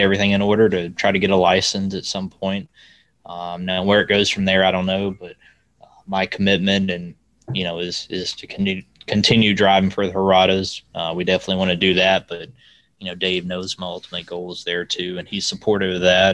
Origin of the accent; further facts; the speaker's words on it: Alabama, United States; also born or lived in Lowell, Indiana; I'm from Alabama